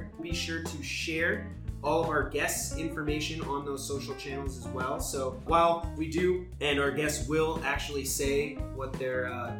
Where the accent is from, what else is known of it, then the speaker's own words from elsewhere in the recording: Granger, Indiana, United States; now in Los Angeles, United States; And we are from Indiana.